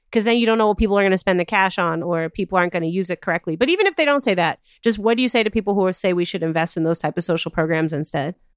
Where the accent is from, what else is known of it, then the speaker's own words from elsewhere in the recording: Chicago, Illinois, United States; I live and work in Chicago, my hometown